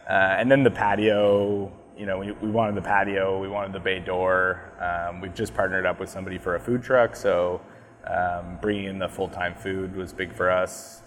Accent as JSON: {"language": "English", "town": "Cornwall", "region": "Ontario", "country": "Canada", "tie": "born or raised there", "moved": "yes", "lives_now": "Bowmanville, Canada", "said": "growing up in Cornwall"}